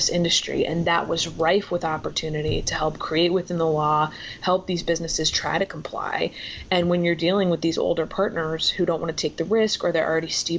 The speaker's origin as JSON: {"language": "English", "region": "Florida", "country": "United States", "moved": "as an adult", "lives_now": "Washington, United States", "said": "That's where I'm from."}